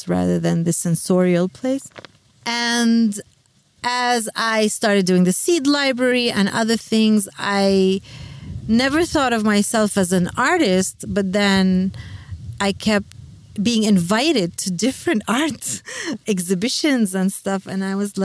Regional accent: Palestine

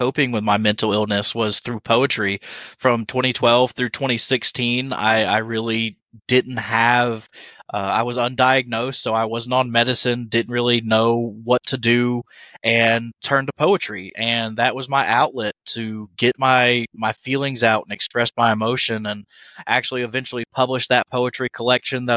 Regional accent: Leland, North Carolina, United States; I'm from Leland, North Carolina

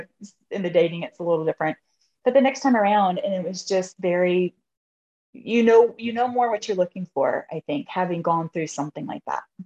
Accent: South Carolina, United States; moved away as an adult; now in Maryland, United States; I'm originally from South Carolina, but I'm currently living in Maryland.

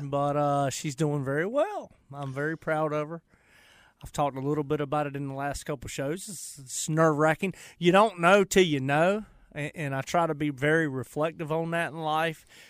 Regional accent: Charlotte, North Carolina, United States; I went to Harding High School. I grew up on the west side.

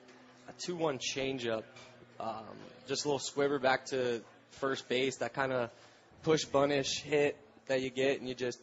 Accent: Florida, United States; also born or lived in South Carolina; I'm from Florida.

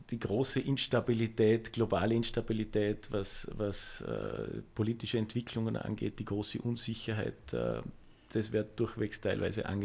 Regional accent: Vorarlberg, Austria; Ich bin in Vorarlberg geboren und insofern ist, ist, ist, ist, ist das meine Heimat.

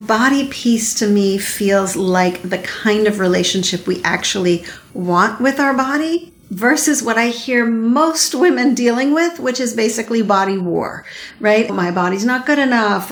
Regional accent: Montreal, Quebec, Canada; I grew up in Montreal

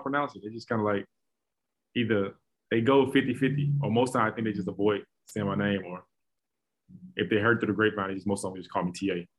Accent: Atlanta, Georgia, United States; moved away as an adult; now in Jacksonville, United States; So born and raised in Atlanta, Georgia. Grew up on the west side of Atlanta. I went to Mays High School.

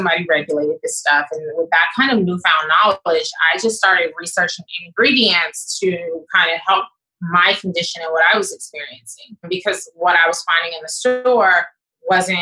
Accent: Chicago, Illinois, United States; moved away; my hometown of Chicago

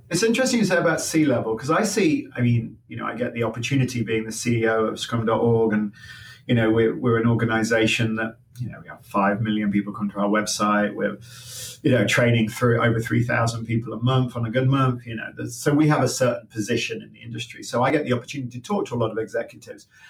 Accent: Leicester, East Midlands, United Kingdom; now in United States; I was born in Leicester, just outside Leicester

